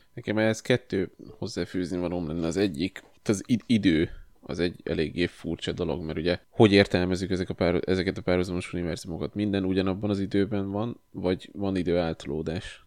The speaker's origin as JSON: {"language": "Hungarian", "town": "Kosd", "region": "Pest", "country": "Hungary", "tie": "born or raised there", "said": "én óvodás voltam, és a Kosdon nőttem fel"}